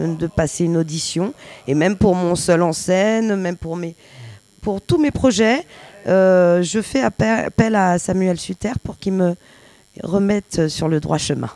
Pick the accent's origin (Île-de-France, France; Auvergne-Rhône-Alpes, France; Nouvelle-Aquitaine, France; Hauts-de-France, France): Île-de-France, France; Paris; je suis née à Paris, donc je suis un, rat des villes